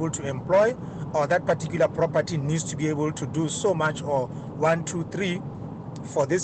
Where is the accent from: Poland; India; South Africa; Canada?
South Africa; us as South Africans.